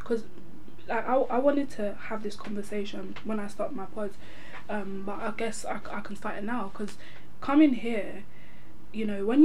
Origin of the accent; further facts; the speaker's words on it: London, United Kingdom; moved away; also born or lived in Chafford Hundred, Essex; I grew up in South East London, and obviously I moved here